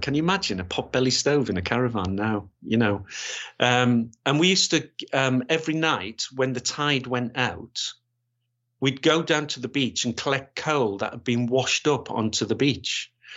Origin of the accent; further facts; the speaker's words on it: Gateshead, North East England, United Kingdom; moved away as an adult; also born or lived in West Yorkshire / Grays; I was born, born and bred in Gateshead